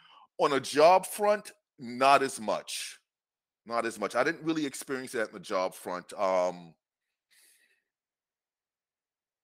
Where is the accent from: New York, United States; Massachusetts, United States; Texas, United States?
New York, United States; New York City; I grew up in New York City